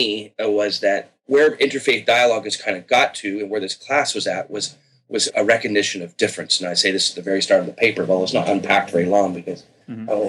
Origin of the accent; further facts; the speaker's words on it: Victoria, British Columbia, Canada; I grew up secular in Canada. In Victoria on the West Coast